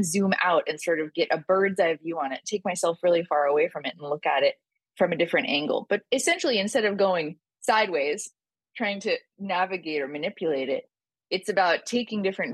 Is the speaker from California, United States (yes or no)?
yes; San Francisco Bay Area, California, United States; moved away as an adult; also born or lived in Thailand / New York; I grew up in San Francisco Bay Area